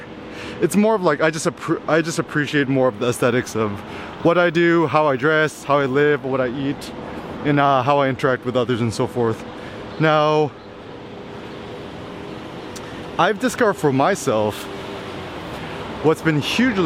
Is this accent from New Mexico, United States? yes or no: no; Bay Area, California, United States; growing up in the Bay Area